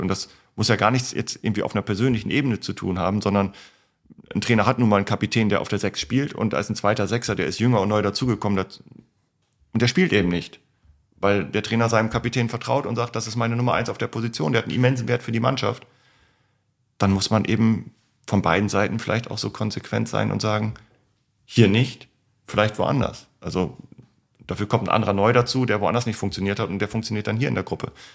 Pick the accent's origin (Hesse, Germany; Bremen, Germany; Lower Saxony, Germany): Lower Saxony, Germany; East Frisia; moved away; in meine Heimatstadt gefahren sind